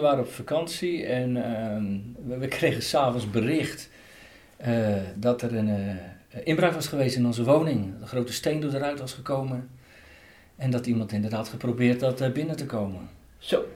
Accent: Katwijk, South Holland, Netherlands; moved away; Ik ben opgegroeid en geboren in Katwijk aan Zee.

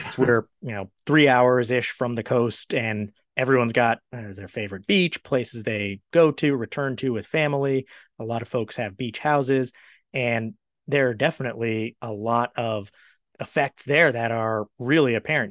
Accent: Maryland, United States; now in Charlotte, United States; I'm from Maryland

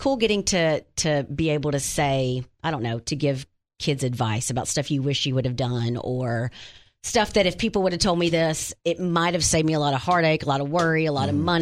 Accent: Wynne, Arkansas, United States; moved away; it's my hometown

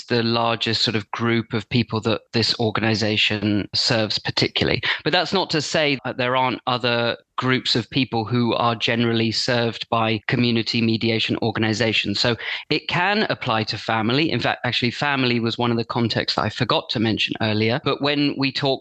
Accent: London, United Kingdom; now in Brighton and Hove, United Kingdom; I'm from London originally, but I actually live here now.

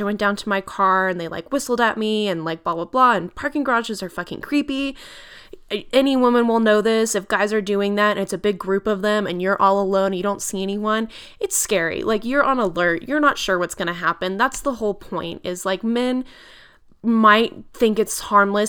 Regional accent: United States; we are their employers as American citizens

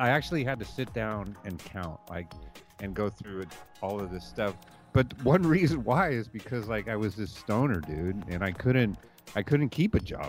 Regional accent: Castro Valley, California, United States; I grew up in the Bay Area in a small town called Castro Valley

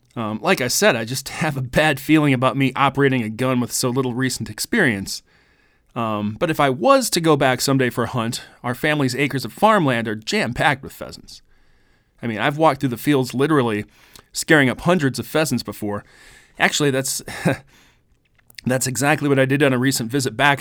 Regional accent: Carpenter, South Dakota, United States; moved away; my hometown of Carpenter, South Dakota.

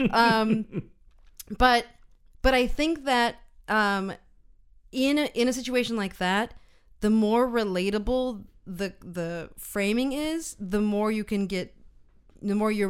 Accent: United States; moved away; I'm speaking American as an American person abroad

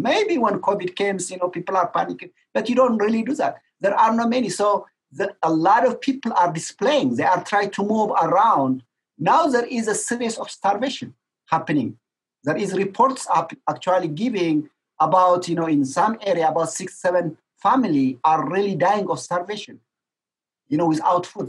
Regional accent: Tigray, Ethiopia; now in Hamilton, Canada; my hometown, where my parents are

